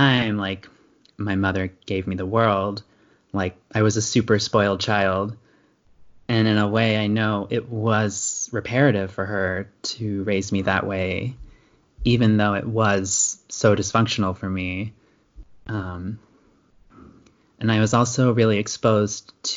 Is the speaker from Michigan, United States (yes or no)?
no; Indiana, United States; now in Pacific Coast, United States; I grew up in Indiana in a conservative small town